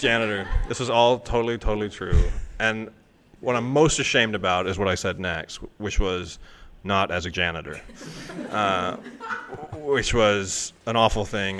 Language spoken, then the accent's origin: English; Toronto, Ontario, Canada; I'm a writer from Toronto